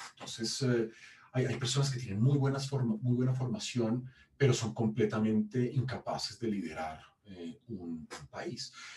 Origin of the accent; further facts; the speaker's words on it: Colombia; moved away; soy un historiador colombiano que se formó en la Universidad